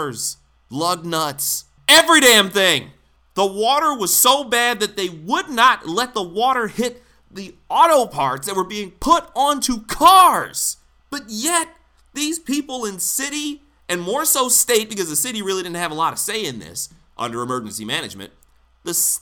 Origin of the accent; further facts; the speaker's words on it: Detroit, Michigan, United States; grew up in Detroit, and I've seen what happens in my hometown